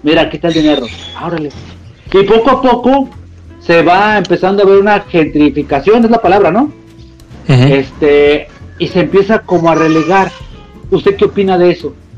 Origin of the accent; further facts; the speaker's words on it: Mexico; nosotros somos mexicanos